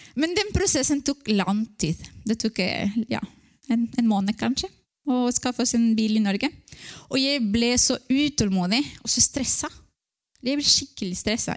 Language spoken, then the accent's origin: Norwegian; Ecuador; Norwegian is a second language; now in Norway; jeg vokste opp i Ecuador, og det var mange misjonærer som kom.